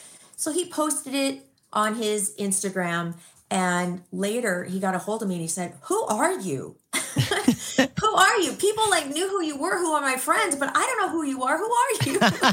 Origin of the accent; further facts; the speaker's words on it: Glendale, California, United States; How idyllic was growing up in Glendale. We grew up in a beautiful street called Spar Boulevard. It's in Montecito Park in this beautiful house.